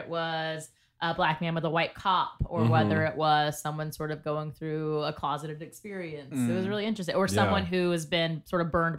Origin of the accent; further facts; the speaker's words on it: Georgia, United States; I'm from Georgia. I'm from the South.